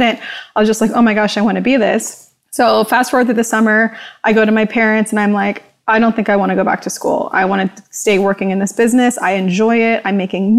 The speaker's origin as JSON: {"language": "English", "area": "Orange County", "region": "Southern California", "country": "United States", "tie": "born or raised there", "said": "I grew up here in Southern California in Orange County"}